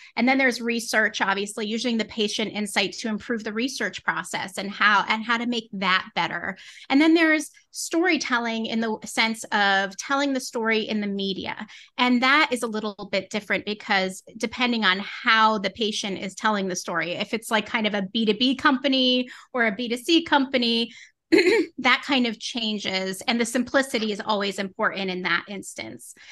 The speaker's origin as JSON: {"language": "English", "region": "Connecticut", "country": "United States", "tie": "born or raised there", "moved": "yes", "lives_now": "Winchester, Massachusetts, United States", "said": "I grew up in New England in Connecticut"}